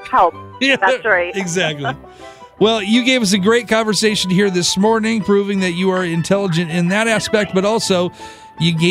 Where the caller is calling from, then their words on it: Niles, Michigan, United States; I'm … from Niles, and I'm the smartest person awake.